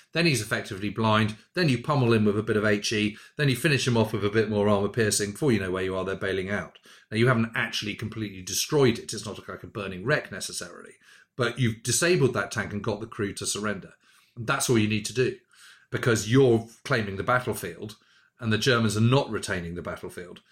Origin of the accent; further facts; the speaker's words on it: United Kingdom; I'm a Brit